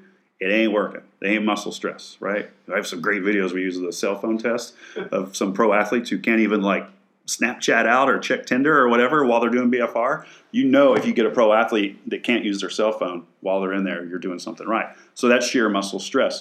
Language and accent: English; West Texas, United States; now in San Antonio, United States; I'm from West Texas